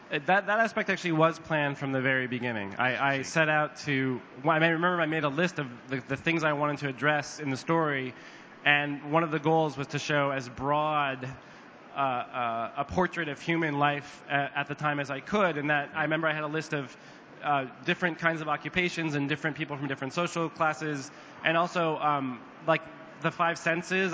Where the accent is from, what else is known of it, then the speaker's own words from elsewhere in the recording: United States; as an American with a, a very poor uh, public high school education in America